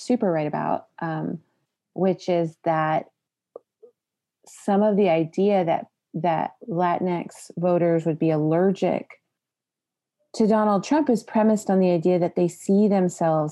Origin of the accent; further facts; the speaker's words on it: San Antonio, Texas, United States; I was raised in San Antonio, and at least a fourth generation, I think, in San Antonio